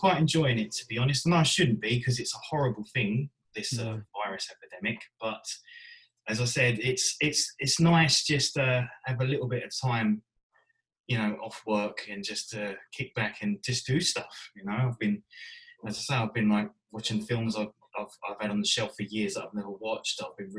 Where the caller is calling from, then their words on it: East of England, United Kingdom; I'm from Essex.